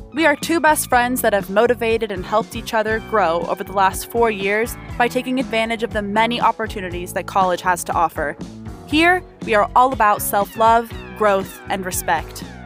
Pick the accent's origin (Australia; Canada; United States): United States; Portland, Oregon; now in Las Vegas, United States; I grew up in Portland, Oregon, and i am a current UNLV student